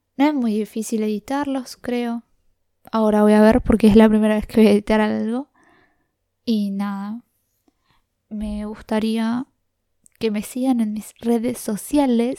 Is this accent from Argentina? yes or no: yes; La Plata, Buenos Aires Province, Argentina; soy de La Plata, del barrio Los Hornos